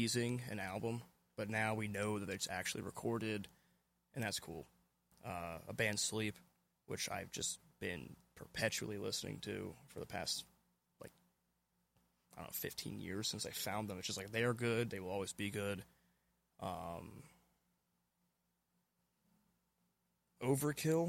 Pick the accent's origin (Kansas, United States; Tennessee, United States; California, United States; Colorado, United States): Tennessee, United States; Memphis; now in Lancaster, United States; I was born in 1993 in Shelby County, Memphis, Tennessee. And I currently live in Lancaster, Pennsylvania.